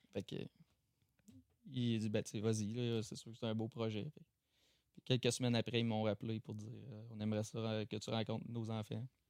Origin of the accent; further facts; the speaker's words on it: Chesterville, Quebec, Canada; On vient de Chester, hein, Chesterville, à côté de Saint-Paul